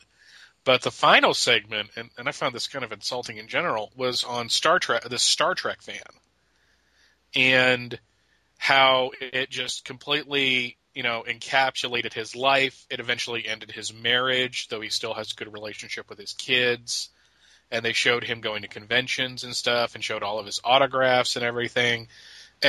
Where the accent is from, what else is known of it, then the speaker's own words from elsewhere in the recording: Pennsylvania, United States; I grew up in Pennsylvania, so I watched the Eagles